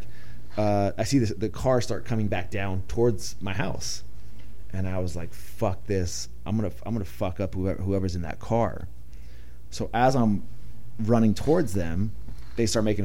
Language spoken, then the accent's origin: English; Ramona, California, United States; Ramona. What? California. It's about 30 minutes east of here